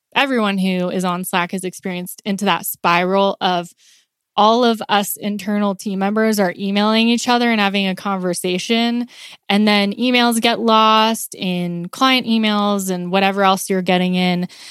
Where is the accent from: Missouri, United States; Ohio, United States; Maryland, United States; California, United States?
California, United States; moved away as an adult; also born or lived in Pittsburgh; now in Colorado, United States; I'm originally from California